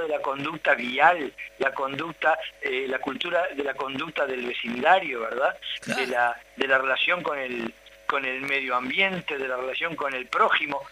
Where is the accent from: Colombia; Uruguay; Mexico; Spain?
Uruguay; yo soy uruguayo